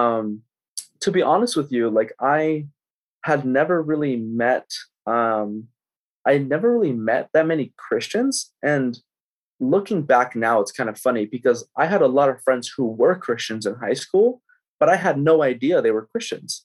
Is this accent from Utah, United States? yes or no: no; Tracy, California, United States; moved away as an adult; now in San Jose, United States; moved to Tracy when I was about 5. I grew up in Tracy.